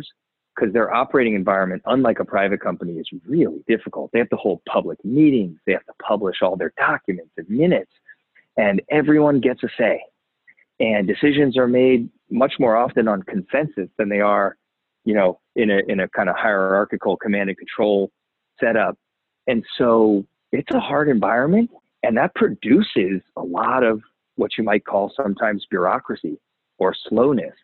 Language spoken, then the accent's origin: English; Maryland, United States; moved away as an adult; I grew up in Maryland